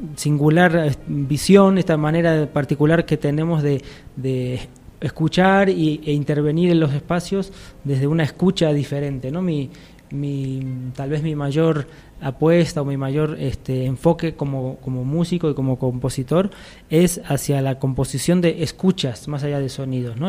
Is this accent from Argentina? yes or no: yes; Argentina; moved away as an adult; now in Cochabamba, Bolivia; Yo soy de Argentina, como lo habrán notado. Eh, llevo 11 años viviendo en Bolivia